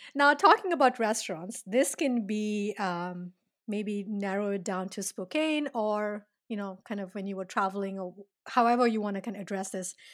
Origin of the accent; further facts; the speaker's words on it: India; I'm Indian